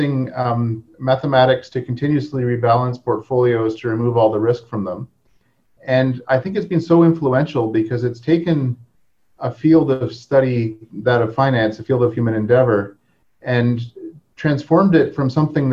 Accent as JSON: {"language": "English", "town": "Hamilton", "region": "Ontario", "country": "Canada", "tie": "born or raised there", "also_born_or_lived": "Toronto", "said": "I grew up in Hamilton, Ontario, and I was telling Keon earlier that I listened to CFMU growing up"}